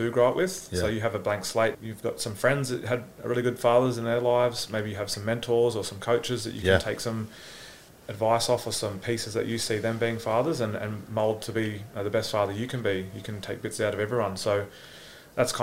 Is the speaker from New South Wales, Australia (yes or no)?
no; Gold Coast, Queensland, Australia; I'm from the Gold Coast